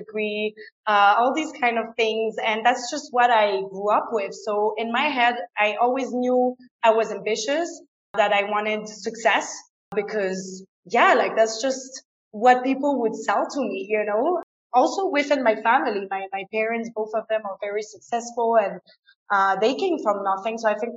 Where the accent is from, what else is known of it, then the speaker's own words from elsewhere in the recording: France; first language French and German; English is a second language; moved away as an adult; also born or lived in England; now in Ecuador; I was born and raised in France, but I went to a German school. So I grew up with both languages